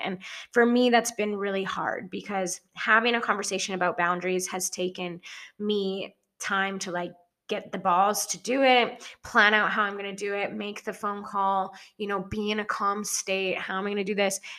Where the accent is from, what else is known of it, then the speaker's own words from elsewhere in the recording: small town near Edson, Alberta, Canada; moved away as an adult; now in Kelowna, Canada; initial town that I moved out of was like a thousand people, a thousand people. And then I moved to Edson against my parents' wishes